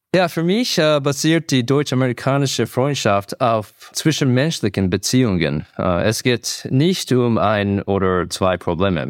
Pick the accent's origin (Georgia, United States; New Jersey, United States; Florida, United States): New Jersey, United States; German is a second language; moved away as an adult; also born or lived in New York City; now in Leipzig, Germany; ich bin in New York City geboren und in New Jersey aufgewachsen